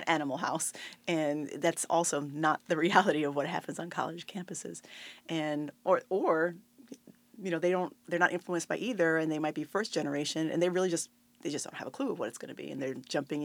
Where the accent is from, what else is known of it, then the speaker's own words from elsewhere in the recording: Puerto Rico; moved away as an adult; also born or lived in New York City; I was actually coming from Puerto Rico.